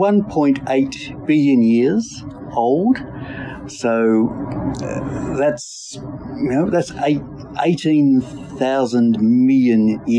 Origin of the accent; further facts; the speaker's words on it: Melbourne, Victoria, Australia; I grew up in Melbourne, in the bushy part, Blackburn